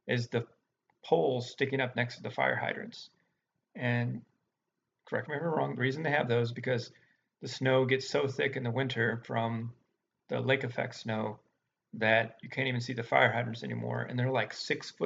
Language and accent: English; Louisville, Kentucky, United States; moved away; where I grew up in Louisville.